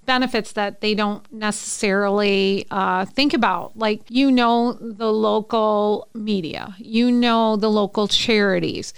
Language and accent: English; Flint, Michigan, United States; I actually grew up here in Flint Township, so I've been here all my life